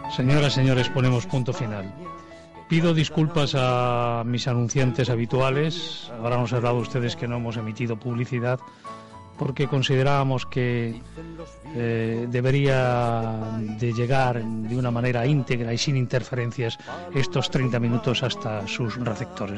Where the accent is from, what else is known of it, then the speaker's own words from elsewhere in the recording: Spain; me da a mí como ciudadano español